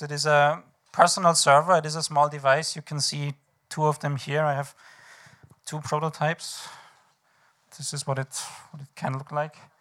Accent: Vienna, Austria; I am from Vienna.

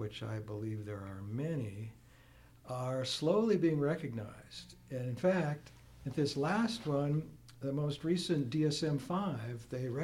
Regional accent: small town near Fargo, North Dakota, United States; moved away as an adult; also born or lived in Washington, D.C. / Pennsylvania; now in Wisconsin, United States; I grew up in North Dakota, not far from home, small town near Fargo

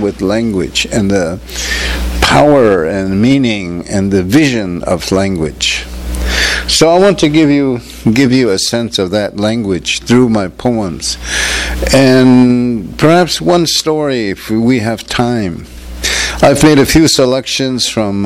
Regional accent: Acoma Pueblo, New Mexico, United States; also born or lived in Albuquerque, New Mexico; I'm from Acoma Pueblo in New Mexico. As some of you know, it's out west, you know, where I grew up in New Mexico, partly on the homeland, which is usually known as the Acoma Pueblo Reservation

